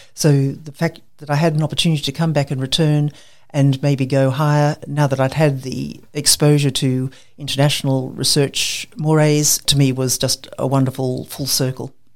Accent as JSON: {"language": "English", "region": "Queensland", "country": "Australia", "tie": "born or raised there", "also_born_or_lived": "Cairns / Brisbane", "said": "I'm a Queenslander born and bred."}